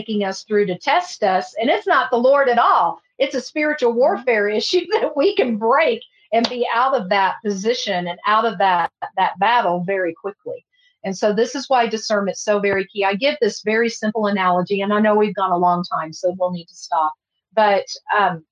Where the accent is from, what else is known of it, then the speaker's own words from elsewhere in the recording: Texas, United States; I'm from Texas